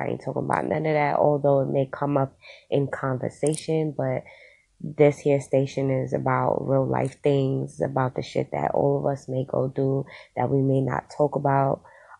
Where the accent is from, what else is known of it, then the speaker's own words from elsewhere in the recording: Queens, New York, United States; also born or lived in Brooklyn; now in Poconos, United States; I was born and raised in Queens, but I migrated to Brooklyn, where I started a business called the OG Studios.